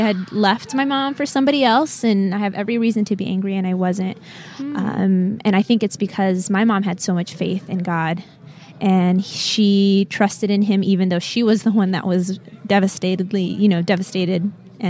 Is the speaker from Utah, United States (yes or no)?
yes; Utah, United States; now in West Palm Beach, United States; I'm from West Palm Beach, Florida. Okay. Couple things that just... I guess stand out about me. I'm from Utah originally.